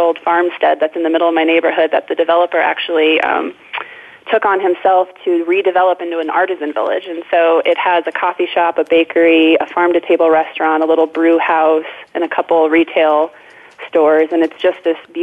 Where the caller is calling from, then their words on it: Fort Collins, Colorado, United States; also born or lived in Bay Area, California; I am also calling from Fort Collins. I'm calling from my living room, my home office.